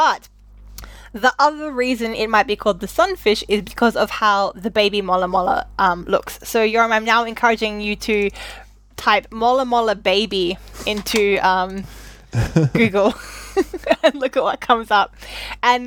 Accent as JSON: {"language": "English", "country": "Australia", "tie": "born or raised there", "said": "I was raised and educated in Australia"}